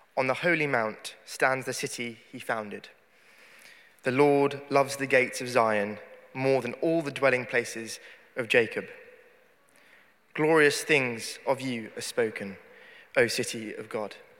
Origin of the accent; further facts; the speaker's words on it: Leicester, East Midlands, United Kingdom; moved away as an adult; now in Oxford, United Kingdom; I was born in Leicester